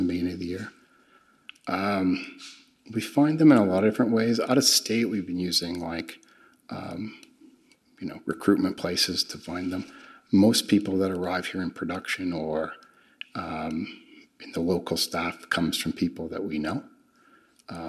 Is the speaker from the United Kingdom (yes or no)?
no; Canada; moved away; I'm originally from Canada